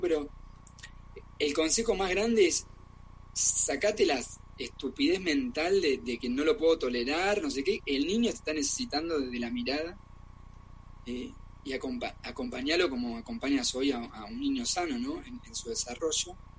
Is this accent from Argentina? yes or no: yes; Argentina; also born or lived in Germany; now in Barcelona, Spain; soy argentino